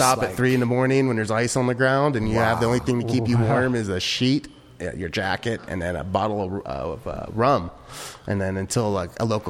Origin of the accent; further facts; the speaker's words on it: Ohio, United States; now in California, United States; I'm not from here either, from California. I'm from Ohio.